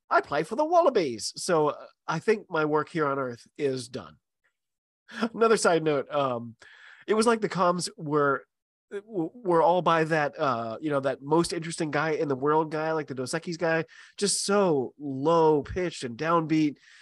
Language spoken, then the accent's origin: English; United States; I'm an American